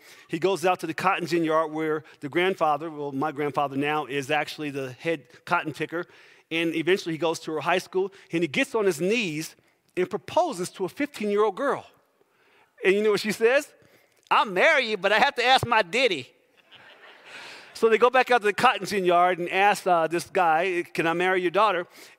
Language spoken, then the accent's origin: English; Trenton, New Jersey, United States; moved away; So originally, I am from New Jersey.